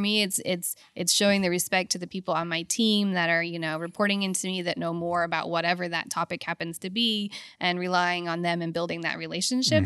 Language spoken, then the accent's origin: English; Houston, Texas, United States; also born or lived in Lafayette, Louisiana / England / Abu Dhabi; I was born in Lafayette